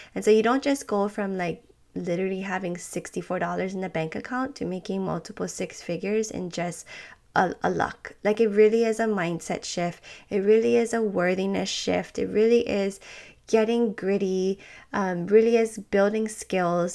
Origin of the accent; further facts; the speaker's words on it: Hawaii, United States; I'm from Hawaii